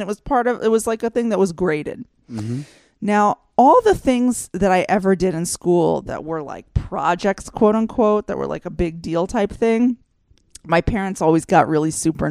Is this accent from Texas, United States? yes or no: yes; Texas, United States; moved away; I grew up in Texas, and in Texas, children have 1 year of Texas history class.